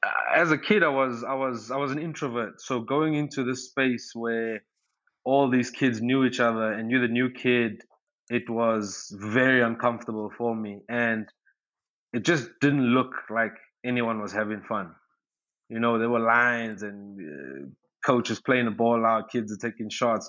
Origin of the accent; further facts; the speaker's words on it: Durban, KwaZulu-Natal, South Africa; I was born in Durban, South Africa